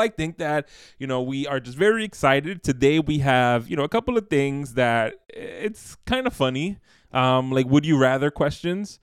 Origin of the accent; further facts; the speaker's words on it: New York, United States; born and raised in New York, the, the, the city of seasons